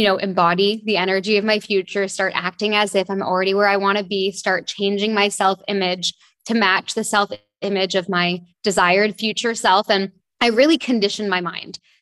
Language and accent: English; Toronto, Ontario, Canada; moved away as an adult; also born or lived in London / France; now in Bahamas; I grew up in Toronto, Canada.